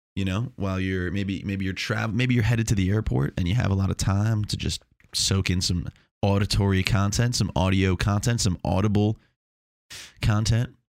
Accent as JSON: {"language": "English", "area": "Long Island", "region": "New York", "country": "United States", "also_born_or_lived": "Chapel Hill, North Carolina", "moved": "yes", "lives_now": "Melbourne, United States", "said": "I'm from Long Island, but now I live in Chapel Hill"}